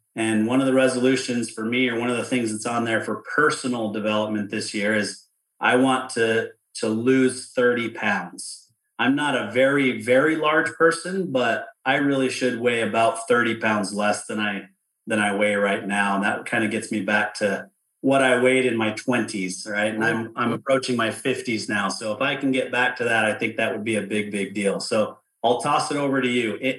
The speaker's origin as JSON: {"language": "English", "area": "outside of Salt Lake City", "region": "Utah", "country": "United States", "tie": "born or raised there", "said": "I grew up outside of Salt Lake City"}